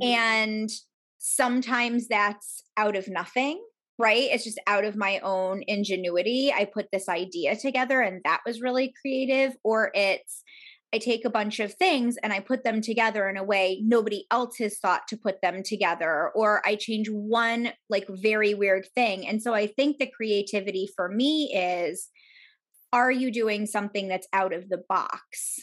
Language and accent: English; New York, United States; moved away as an adult; I grew up outside of New York